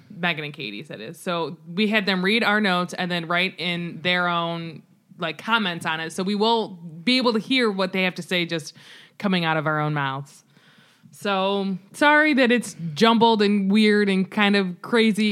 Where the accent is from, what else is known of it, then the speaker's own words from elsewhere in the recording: United States; as an American